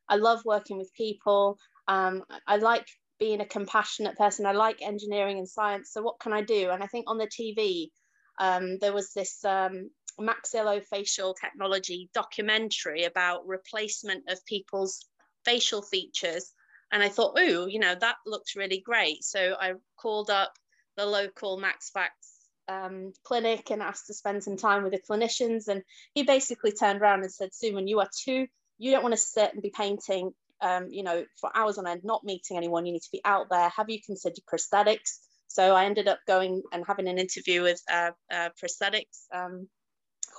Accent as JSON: {"language": "English", "town": "Leeds", "region": "Yorkshire and the Humber", "country": "United Kingdom", "tie": "born or raised there", "said": "I was born in Leeds and grew up in Chapel Town"}